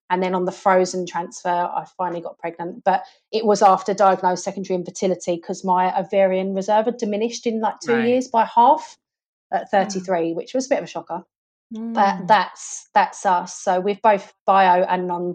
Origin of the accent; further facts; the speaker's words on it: Essex, East of England, United Kingdom; I'm from Essex